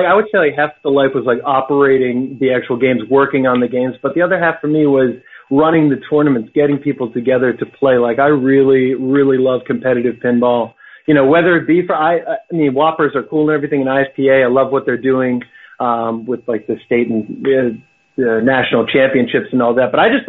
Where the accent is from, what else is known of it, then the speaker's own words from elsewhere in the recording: Massachusetts, United States; I grew up in Massachusetts, but I never got the Boston accent.